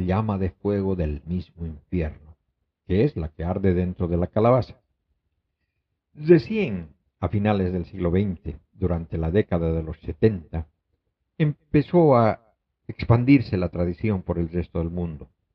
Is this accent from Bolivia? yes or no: yes; Bolivia; moved away; en mi país natal, Bolivia